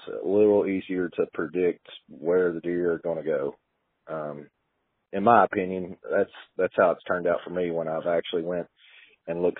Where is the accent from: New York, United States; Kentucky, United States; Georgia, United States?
Kentucky, United States; Western; I'm from Western Kentucky